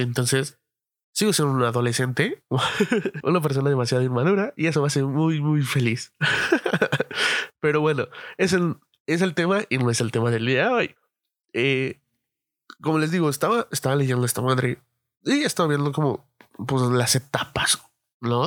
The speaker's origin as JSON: {"language": "Spanish", "region": "Mexico City", "country": "Mexico", "moved": "yes", "said": "todos los que somos de la Ciudad de México"}